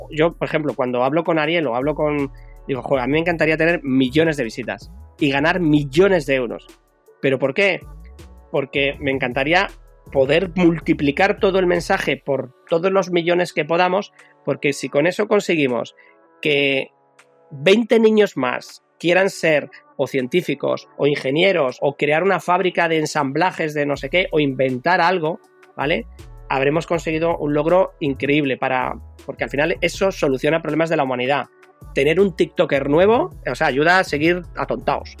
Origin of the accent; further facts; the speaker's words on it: Madrid, Community of Madrid, Spain; now in Bilbao, Spain; Que yo en mi propio barrio, donde yo nací, en Madrid, un barrio de, de hortaleza, de obreros